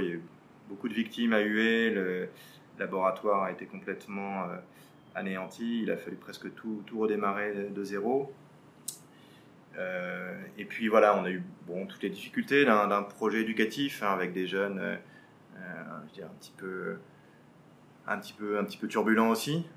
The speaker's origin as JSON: {"language": "French", "town": "Paris", "region": "Île-de-France", "country": "France", "tie": "born or raised there", "moved": "as an adult", "lives_now": "Vietnam", "said": "je suis né et j'ai grandi à Paris"}